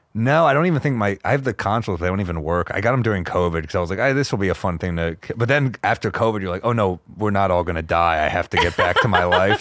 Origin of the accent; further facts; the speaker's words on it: New York, United States; I'm a New Yorker